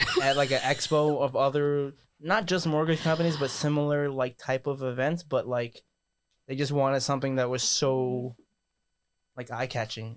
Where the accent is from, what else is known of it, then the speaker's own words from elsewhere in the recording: New York City, New York, United States; also born or lived in Northern California; now in Matawan, United States; I'm from New York and I moved out here